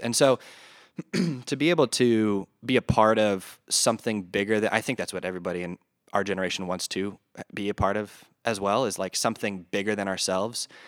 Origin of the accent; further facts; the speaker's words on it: north of Detroit, Michigan, United States; moved away as an adult; also born or lived in North Carolina; now in Des Moines, United States; So I was originally from Michigan, a little bit north of Detroit.